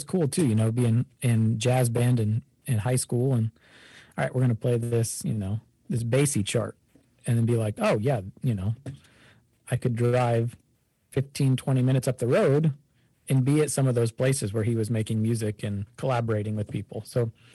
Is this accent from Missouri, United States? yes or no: yes; Kansas City, Missouri, United States; also born or lived in Chicago, Illinois; my family moved to Kansas City when I was young, started playing trombone in fifth grade, and went through public school band and jazz band